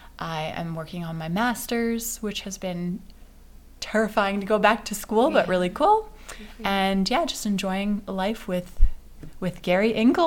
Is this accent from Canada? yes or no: yes; Canada; also born or lived in Switzerland; now in Edmonton, Canada; I am a lot of the same things as were just mentioned, but I come from Pinoca. I guess I was born in Switzerland, mm-hmm. immigrated to Canada when I was a child, grew up in Pinoca, moved to Edmonton